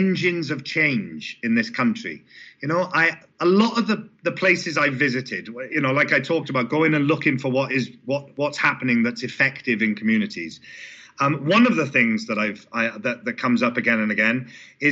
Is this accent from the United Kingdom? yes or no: yes; Port Talbot, Wales, United Kingdom; coming from the sort of background that I come from Port Talbot and the South Wales communities there